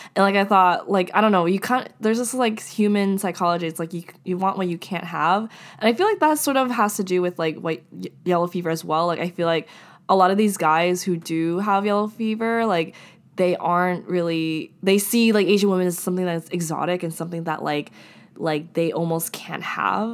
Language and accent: English; Japan; I'm from Japan